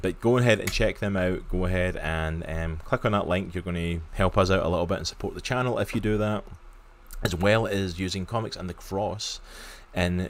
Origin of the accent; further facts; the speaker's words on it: just outside of Glasgow, Scotland, United Kingdom; accent: Scottish; I grew up just outside of Glasgow, so that's my home turf